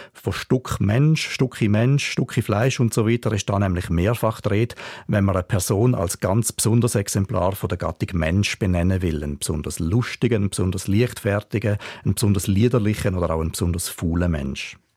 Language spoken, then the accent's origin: German; Switzerland; Wir Schweizer